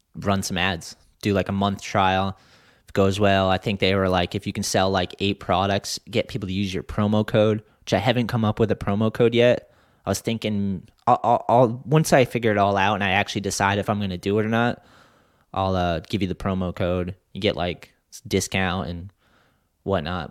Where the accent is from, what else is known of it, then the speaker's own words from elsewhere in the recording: East Coast, United States; when I grew up on the East Coast